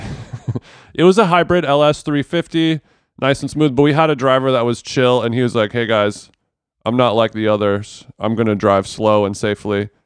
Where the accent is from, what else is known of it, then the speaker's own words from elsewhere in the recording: United States; as an American